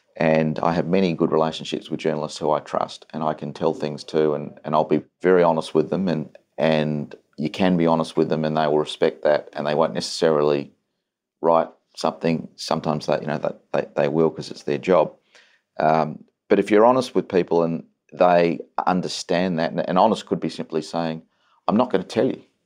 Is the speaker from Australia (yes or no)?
yes; Adelaide, South Australia, Australia; I'm an idiot from Adelaide.